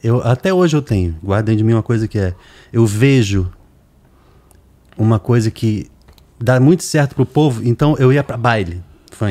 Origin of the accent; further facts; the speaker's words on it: Brazil; A gente é brasileiro